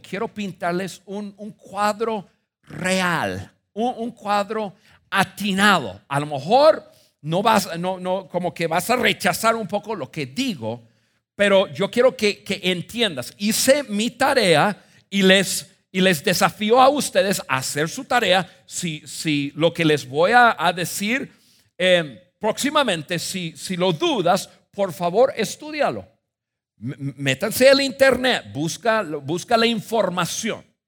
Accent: United States; moved away as an adult; now in Mexico; yo nací en Estados Unidos

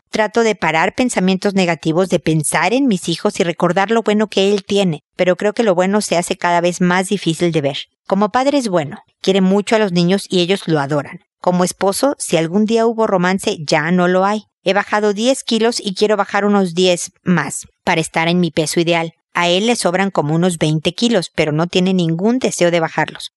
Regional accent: Mexico; moved away as an adult; also born or lived in United States; now in Chile; yo soy mexicana, vivo en Chile, antes viví también en Estados Unidos

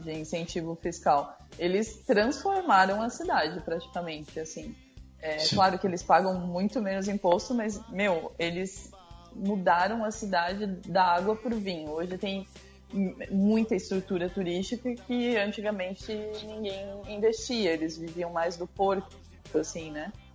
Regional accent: São Francisco do Sul, Santa Catarina, Brazil; also born or lived in Balneário Camboriú; now in Joinville, Brazil; Eu sou, eu sou daqui, eu nasci em São Francisco do Sul.

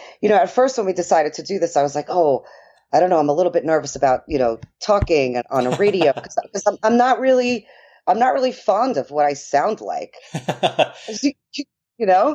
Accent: New York, United States; accent: New York; moved away; my New York accent.

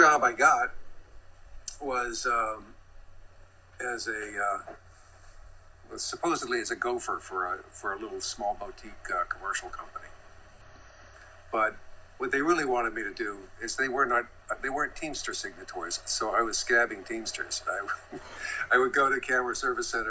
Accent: the South, United States; moved away as an adult; also born or lived in New York / California; I was from the South

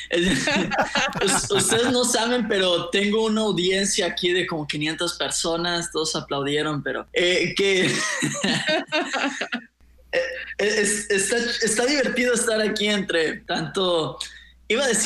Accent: Guadalajara, Jalisco, Mexico; also born or lived in San Francisco; now in El Paso, United States; nací en, California, en San Francisco, California, pero desde los seis meses de edad eh, nos mudamos a Guadalajara, entonces crecí, estudié, me casé todo en Guadalajara

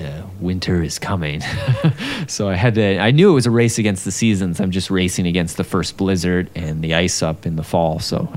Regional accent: Fenwick, Ontario, Canada; Well, I grew up in Fenwick, Ontario, which is sort of the rural heartland of Ontario, farming territory.

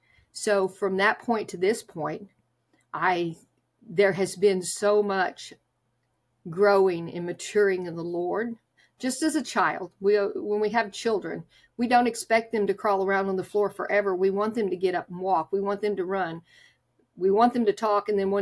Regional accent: Oklahoma, United States; I was raised in Oklahoma, where I would ride a bus to church on Sunday morning.

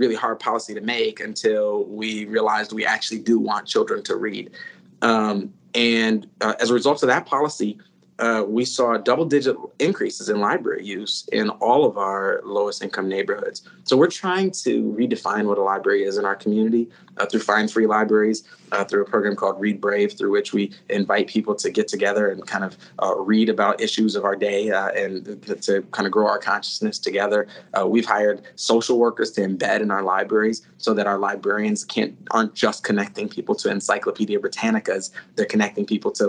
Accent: St. Paul, Minnesota, United States; I grew up here in St. Paul, and I grew up around some just incredibly brilliant people

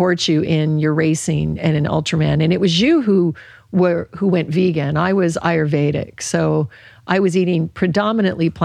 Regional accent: Alaska, United States; I grew up in Alaska

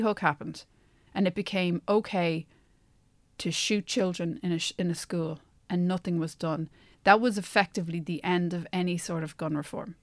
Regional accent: Ireland; accent: Irish; moved away as an adult; also born or lived in United States; my Irish accent

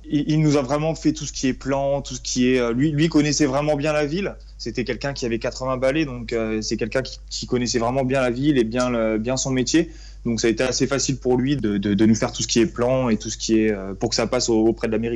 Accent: Reims, Grand Est, France; moved away as an adult; now in Paimpol, France; je suis originaire de la Champagne-Ardenne, donc euh, plus précisément de Reims

